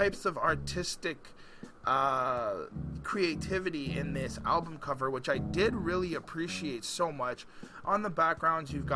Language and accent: English; Montreal, Quebec, Canada; I'm from Montreal, Quebec